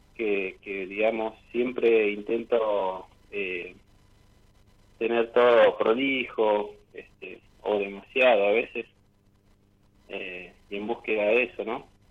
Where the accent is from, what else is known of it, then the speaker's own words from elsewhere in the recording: General Roca, Río Negro, Argentina; moved away as an adult; now in Neuquén, Argentina; soy de Roca, ahora estoy viviendo actualmente por trabajo en Neuquén hace ocho años